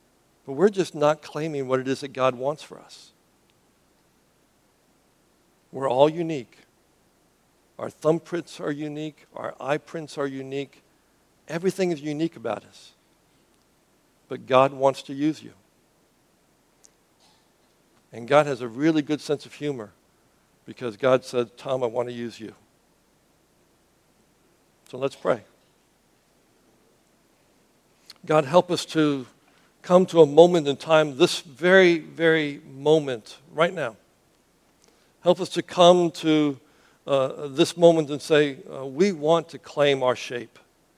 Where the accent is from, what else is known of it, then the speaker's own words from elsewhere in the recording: Cuba; I grew up as a missionary's kid. I grew up in Cuba. I left to go to Boston.